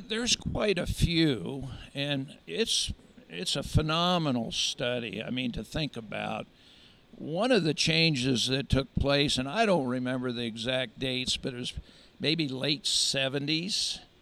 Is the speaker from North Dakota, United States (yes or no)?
no; York, Pennsylvania, United States; moved away as an adult; also born or lived in North Platte, Nebraska; now in Lincoln, United States; I actually grew up on a general livestock and crop farm at York, Pennsylvania